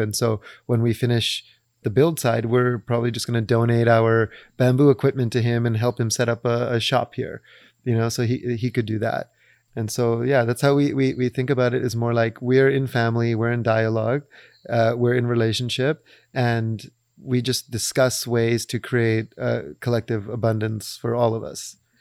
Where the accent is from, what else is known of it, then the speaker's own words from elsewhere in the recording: Vancouver, British Columbia, Canada; we come from Vancouver, but our parents are, uh, East African of Indian, Arab, Persian descent